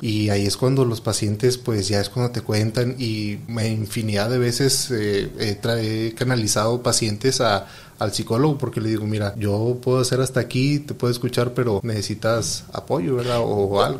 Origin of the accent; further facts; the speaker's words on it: Mexico; somos mexicanos